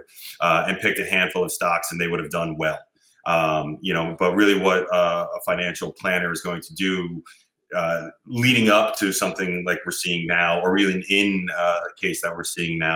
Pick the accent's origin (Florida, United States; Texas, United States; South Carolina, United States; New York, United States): New York, United States; New York City; I'm a New Yorker originally. I grew up in Queens and Brooklyn